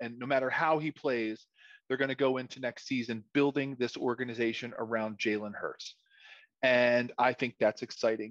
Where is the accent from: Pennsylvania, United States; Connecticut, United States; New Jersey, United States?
Pennsylvania, United States; Philadelphia; I grew up in Philadelphia, live in Philadelphia.